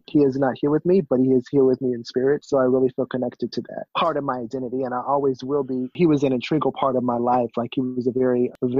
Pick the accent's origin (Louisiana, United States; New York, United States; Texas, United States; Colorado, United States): Louisiana, United States; Grambling; also born or lived in California; now in Philadelphia, United States; So I am from California, but I was brought up in Grambling, Louisiana, so in the South. I was raised with my dad's family